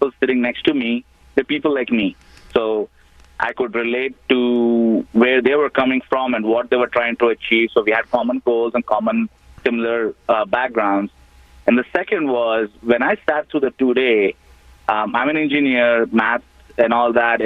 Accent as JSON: {"language": "English", "country": "India", "tie": "born or raised there", "moved": "as an adult", "lives_now": "United States", "said": "I was born in India, and I actually came here for my MBA back in 2002"}